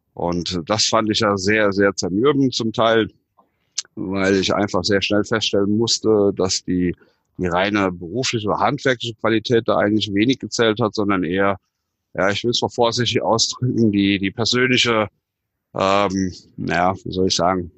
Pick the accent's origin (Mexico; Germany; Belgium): Germany; Stockum-Püschen, Rhineland-Palatinate; in meinem Heimatort in Stockopüschen, also mit, also mitten im Westerwald